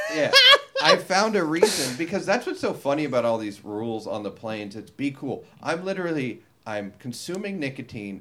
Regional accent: Long Beach, California, United States; I grew up in Long Beach.

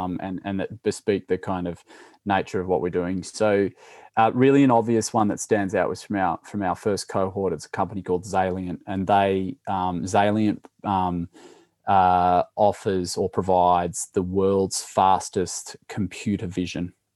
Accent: Sydney, New South Wales, Australia; also born or lived in Jakarta, Indonesia; I grew up in Sydney

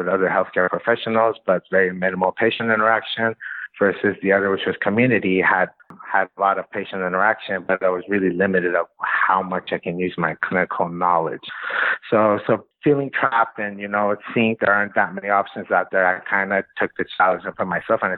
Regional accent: Iran; moved away as an adult; also born or lived in Los Angeles, United States; now in United States; I was born in LA, was there till I was 7 years old, moved to Iran.

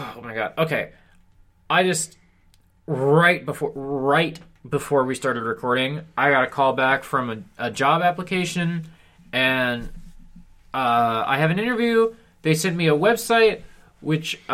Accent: Missouri, United States; moved away as an adult; also born or lived in Lawrence, Kansas; I was in Missouri till I was 18

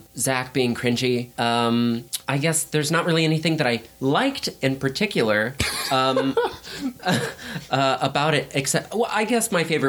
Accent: Indiana, United States; I am a Hoosier. I am originally from Indiana

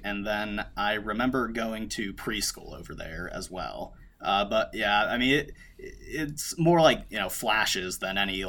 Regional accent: Cleveland, Ohio, United States; moved away as an adult; now in Jersey City, United States; So I usually just tell people I'm originally from Cleveland, Ohio. That's where I went to high school at. That's where I went to college at. And then I ended up moving to Jersey City, New Jersey

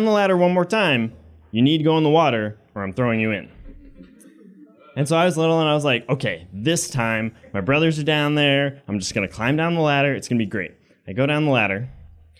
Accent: Maine, United States; I grew up in Maine, and I had a very solid childhood.

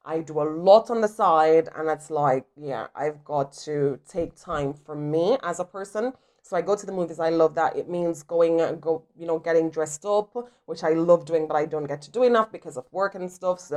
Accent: Jamaica; I am from Jamaica

